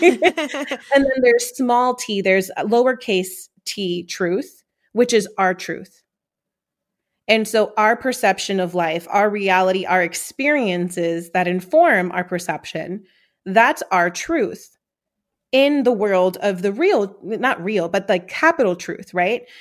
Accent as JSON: {"language": "English", "town": "New York City", "region": "New York", "country": "United States", "tie": "born or raised there", "said": "growing up in Corona, Queens, New York"}